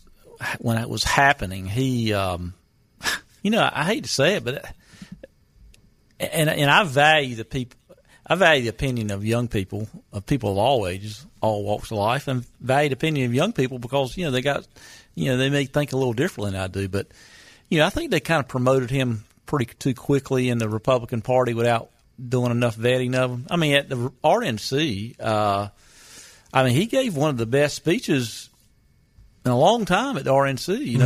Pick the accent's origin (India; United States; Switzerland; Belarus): United States; North Carolina; my home state of North Carolina?